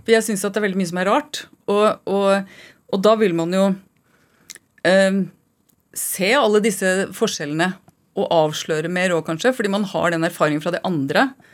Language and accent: Norwegian; Oslo, Norway; also born or lived in Trondheim; jeg har vokst opp i Oslo